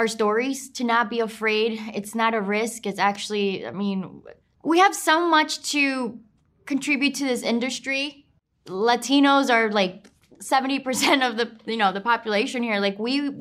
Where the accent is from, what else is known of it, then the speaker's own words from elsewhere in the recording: New York, United States; I'm Colombian, but I grew up in New York.